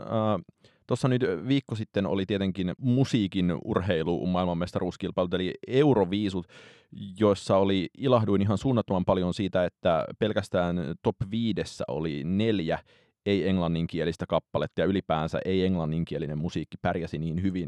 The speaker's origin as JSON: {"language": "Finnish", "town": "Heinola", "region": "Päijät-Häme", "country": "Finland", "said": "olen Heinolasta kotoisin"}